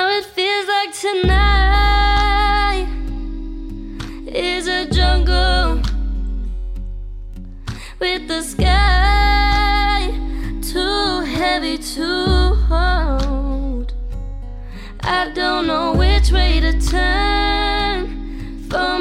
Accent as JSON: {"language": "English", "town": "Austin", "region": "Texas", "country": "United States", "tie": "born or raised there", "said": "the sound that I grew up in growing up in Austin"}